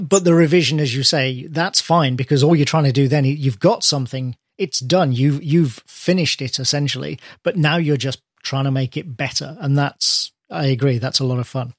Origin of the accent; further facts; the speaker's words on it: United Kingdom; British person here